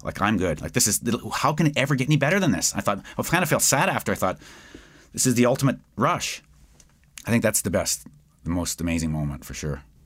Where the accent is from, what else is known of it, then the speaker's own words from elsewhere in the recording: Edmonton, Alberta, Canada; I'm from West Edmonton